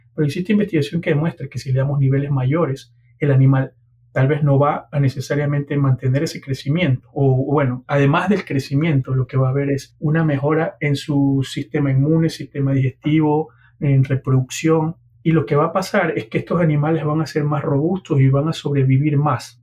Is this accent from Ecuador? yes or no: yes; Guayaquil, Guayas, Ecuador; moved away; also born or lived in Honduras; soy ecuatoriano de Guayaquil